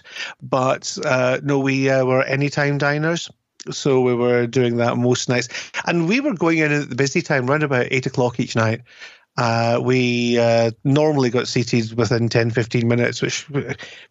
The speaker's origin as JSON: {"language": "English", "country": "United Kingdom", "said": "as a Brit"}